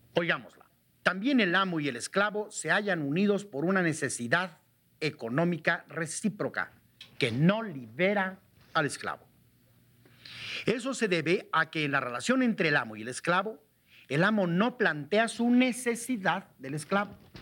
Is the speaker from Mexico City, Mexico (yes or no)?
no; Metztitlán, Hidalgo, Mexico; mi pueblo, Mestitlán